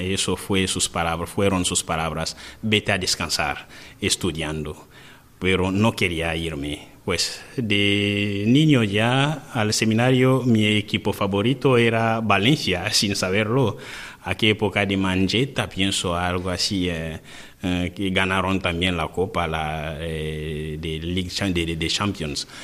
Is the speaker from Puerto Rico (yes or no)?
no; DR Congo; Spanish is a second language; moved away as an adult; now in Spain; yo que vengo de un país casi perdido en la pobreza